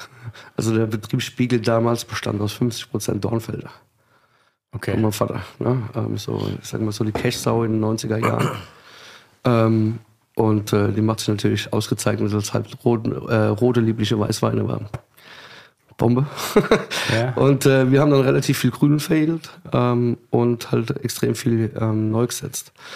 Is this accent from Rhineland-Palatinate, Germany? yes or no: yes; Rhineland-Palatinate, Germany; wir kommen so ein bisschen aus der Südpfalz.